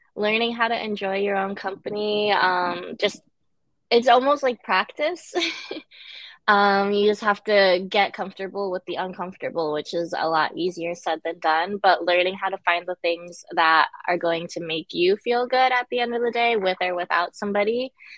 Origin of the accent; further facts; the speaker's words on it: Connecticut, United States; also born or lived in Guangzhou, China; I pretty much grew up and was raised in Connecticut.